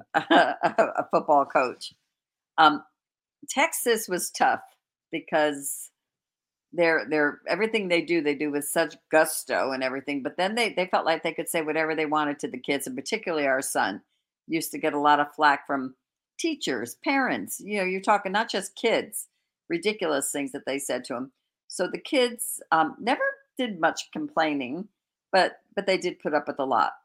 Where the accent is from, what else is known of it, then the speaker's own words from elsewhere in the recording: Connecticut, United States; we're from Connecticut